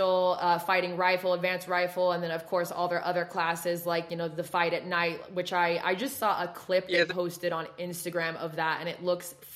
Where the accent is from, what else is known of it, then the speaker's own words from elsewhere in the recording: West Coast, United States; moved away; you can tell by the way I talk, I'm not from the South. So I'm from West Coast